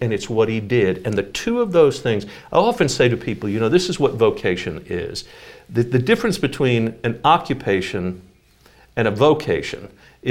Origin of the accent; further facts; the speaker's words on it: New York, United States; moved away; growing up in New York